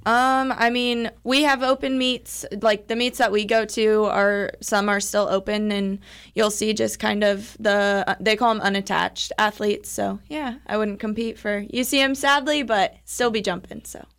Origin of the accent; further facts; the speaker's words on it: Odessa, Missouri, United States; I grew up in Odessa